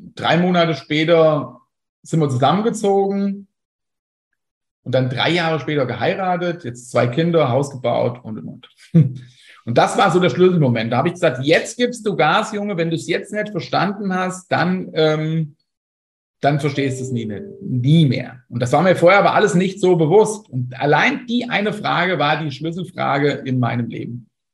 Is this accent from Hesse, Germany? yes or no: yes; Fulda, Hesse, Germany; ich bin aus Fulda